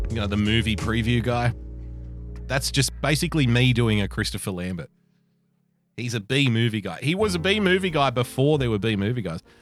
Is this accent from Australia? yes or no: yes; Australia; I love being an Australian.